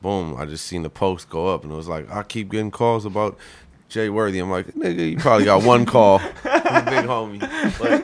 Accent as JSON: {"language": "English", "country": "Canada", "moved": "yes", "said": "I was from Canada."}